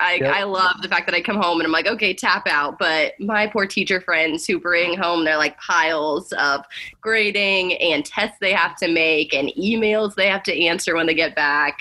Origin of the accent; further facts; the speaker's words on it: Midwest, United States; I'm a girl from the Midwest